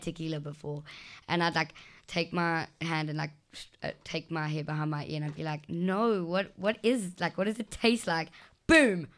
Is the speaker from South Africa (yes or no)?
yes; South Africa; I'm going from South Africa